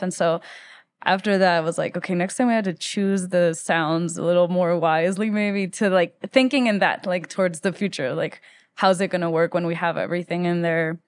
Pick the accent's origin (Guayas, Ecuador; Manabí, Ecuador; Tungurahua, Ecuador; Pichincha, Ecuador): Pichincha, Ecuador; Quito; moved away as an adult; also born or lived in Philadelphia; now in Denver, United States; I was born in Quito, Ecuador in nineteen ninety-three. Um, And I grew up in Ecuador most of my life except for three years when my dad was doing his master's degree that we moved to Philadelphia.